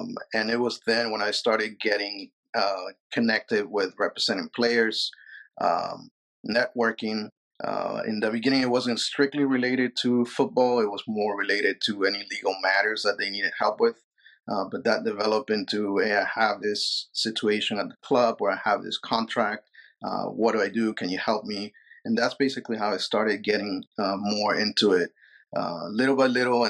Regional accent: Peru; moved away; I was born and raised in Peru

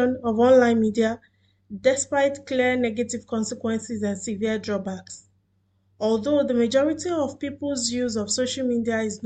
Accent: Nigeria; now in Doha, Qatar; I am a Nigerian living in Doha, Qatar

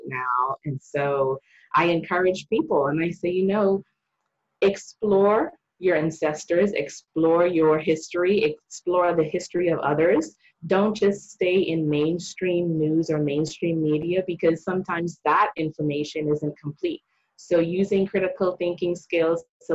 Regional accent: Bahamas; When I was growing up in the Bahamas, my mom, she was a school teacher.

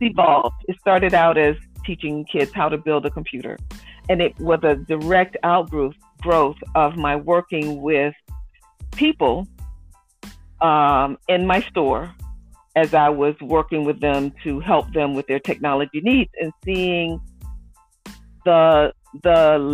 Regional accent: Norfolk, Virginia, United States; moved away as an adult; also born or lived in Cincinnati, Ohio; now in Indianapolis, United States; I grew up in Norfolk.

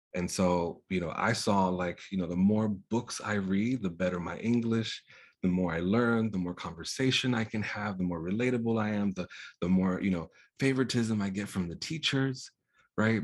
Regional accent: New York, United States; born or raised there; first language Spanish; English is a second language

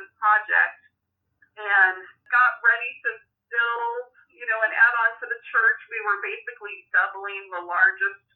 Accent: Oregon, United States; also born or lived in Missouri; my hometown that's 45 minutes north of me

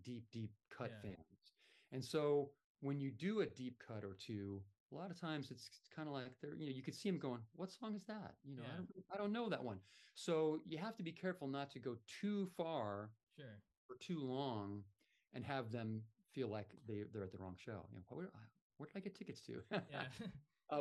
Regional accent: Southern California, United States; now in Florida, United States; I grew up in Southern California

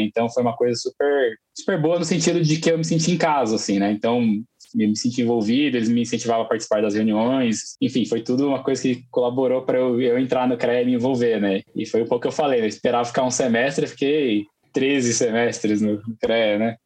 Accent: São José dos Campos, São Paulo, Brazil; eu sou de São José dos Campos, né, aqui do interior de São Paulo. Eu morei em São Paulo por 10 anos

